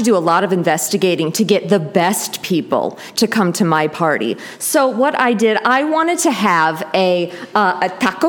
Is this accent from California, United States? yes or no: yes; California, United States; I'm from Orange County, and.